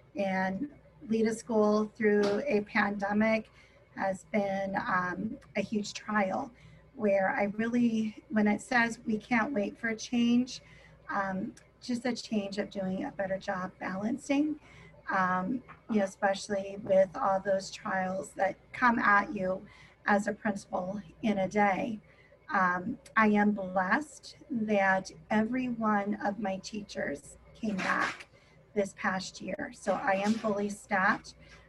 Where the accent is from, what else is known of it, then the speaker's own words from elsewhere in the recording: Tucson, Arizona, United States; I'm from Tucson, Arizona.